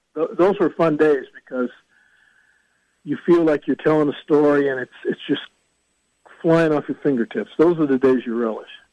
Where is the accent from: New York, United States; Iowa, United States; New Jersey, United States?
Iowa, United States; Fort Dodge; Fort Dodge, my hometown